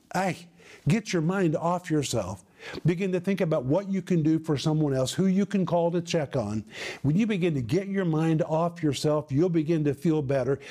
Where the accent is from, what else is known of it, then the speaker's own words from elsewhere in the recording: United States; moved away as an adult; now in former Soviet Union; people saw me as an American